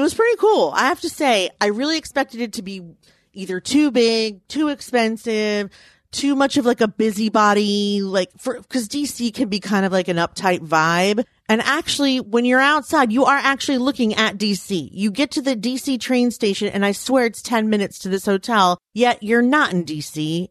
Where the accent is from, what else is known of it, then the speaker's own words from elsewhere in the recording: United States; I grew up in Washington